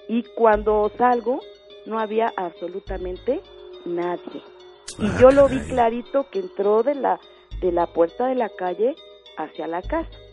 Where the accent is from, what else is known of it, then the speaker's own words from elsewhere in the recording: Xochimilco, Mexico City, Mexico; moved away as an adult; now in State of Mexico, Mexico; Yo vivo ahorita aquí en el Estado de México pero en mi juventud, mi adolescencia, este, viví en Xochimilco